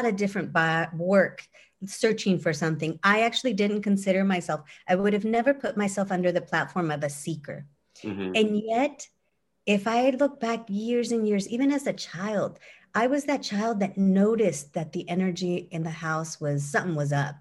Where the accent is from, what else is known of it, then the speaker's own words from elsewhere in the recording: Windsor, California, United States; My hometown in Windsor, California, small little town